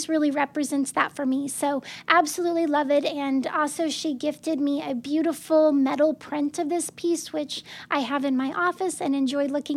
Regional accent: Arkansas, United States; growing up in Arkansas. It looks like so many of the small towns that we would pass through.

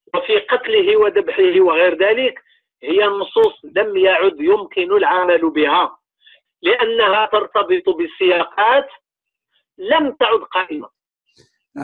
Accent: Morocco; المدرسه اللي عندنا في المغرب هي ديال الدوله

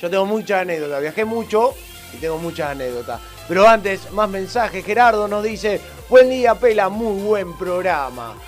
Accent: Argentina; argentino acostumbrado

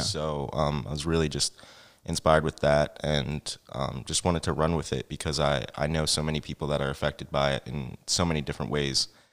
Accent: Franklin Township, New Jersey, United States; now in Easton, Pennsylvania, United States; I was actually born in New Jersey.

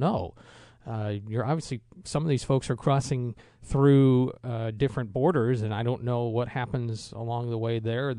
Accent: Chicago, Illinois, United States; I grew up in the Chicago area

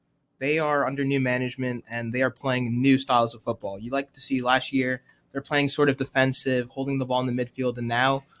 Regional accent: Nigeria; as a Nigerian myself

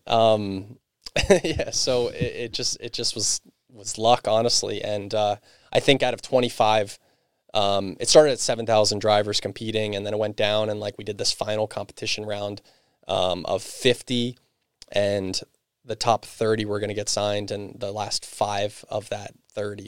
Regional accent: Perkasie, Pennsylvania, United States; I grew up in Percocet. I went to Penn Ridge

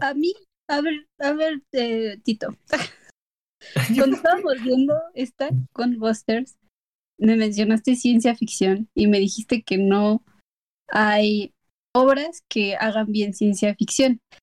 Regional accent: Mexico; yo como mexicana

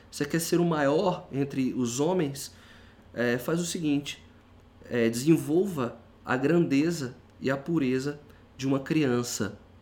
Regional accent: Brazil; nós somos brasileiros

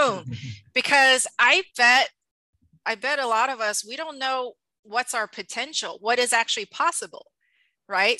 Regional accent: Taiwan; moved away; I'm from Taiwan originally

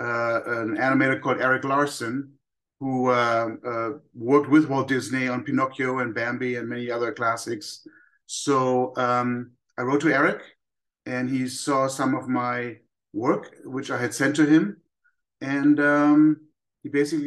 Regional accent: Germany; moved away; Growing up in Germany

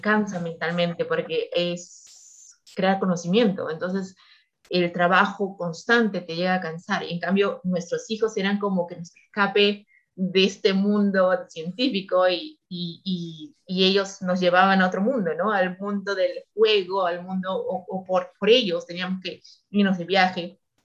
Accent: Peru; moved away as an adult; also born or lived in Purdue, United States; now in United States; como peruanos, como nuestra comunidad era muy pequeña

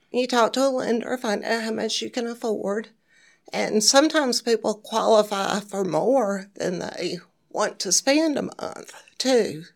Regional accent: Jonesboro, Georgia, United States; moved away as an adult; now in Hernando, United States; I'm from the south side of Atlanta, Jonesboro, Georgia.

